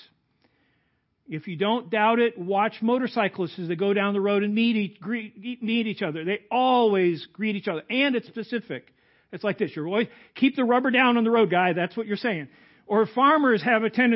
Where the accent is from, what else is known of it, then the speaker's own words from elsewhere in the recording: Goodfield, Illinois, United States; also born or lived in Lacon, Illinois; I grew up outside of Goodfield.